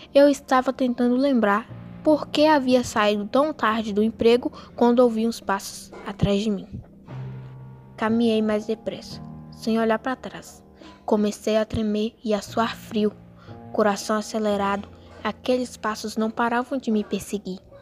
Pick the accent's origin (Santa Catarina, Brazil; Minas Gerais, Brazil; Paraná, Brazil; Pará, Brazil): Minas Gerais, Brazil; Espinosa; sou da cidade de Espinosa, Minas Gerais